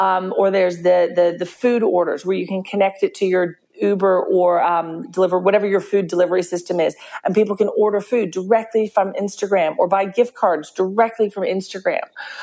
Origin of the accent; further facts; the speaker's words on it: Australia; We're Australian, that's what we do.